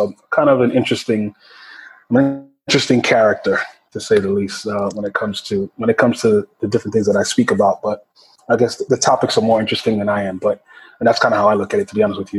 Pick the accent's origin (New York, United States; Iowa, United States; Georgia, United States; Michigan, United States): New York, United States; New York City; I'm from Brooklyn, New York, born and raised